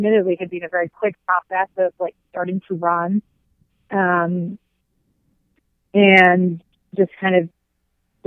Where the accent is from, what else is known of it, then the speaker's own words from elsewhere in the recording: New Zealand; moved away as an adult; now in United States; growing up in New Zealand